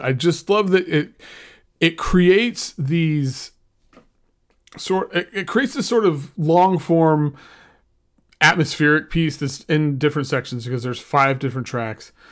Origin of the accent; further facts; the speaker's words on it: Oklahoma, United States; I grew up in Oklahoma